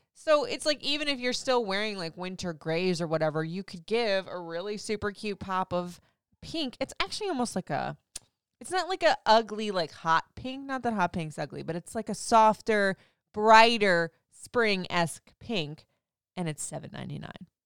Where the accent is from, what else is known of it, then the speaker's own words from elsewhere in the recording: Florida, United States; now in DMV area, United States; I grew up in Florida, so I guess I never really realized, even though I've been away from Florida for, like, fifteen years